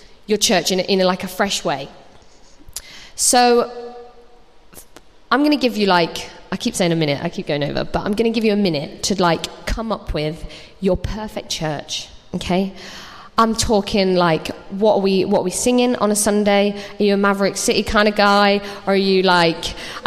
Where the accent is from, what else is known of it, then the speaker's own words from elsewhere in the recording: Nottingham, East Midlands, United Kingdom; moved away as an adult; also born or lived in London; I moved to London. I was 18 and I went to drama school down there. So I moved away. I'm from Nottingham